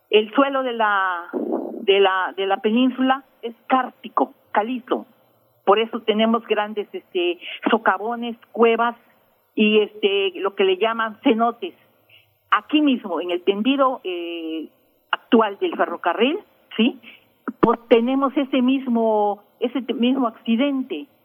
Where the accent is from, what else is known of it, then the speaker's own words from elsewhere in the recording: Campeche, Mexico; yo soy nativa y vecina del barrio de Santa Lucía. En, Campeche tenemos cinco barrios tradicionales, uno de ellos es Santa Lucía. Yo aquí nací y aquí sigo viviendo orgullosamente campechana